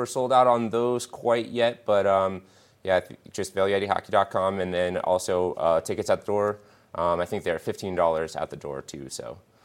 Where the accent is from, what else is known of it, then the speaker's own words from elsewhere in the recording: Denver, Colorado, United States; now in Vail, United States; I grew up in Denver